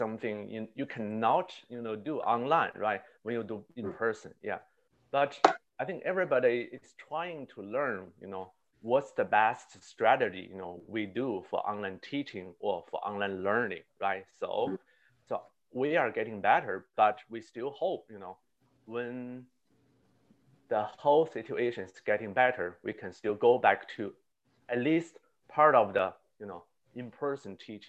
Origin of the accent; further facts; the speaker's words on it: Beijing, China; moved away as an adult; also born or lived in Connecticut; now in United States; I was born in the capital of China, Beijing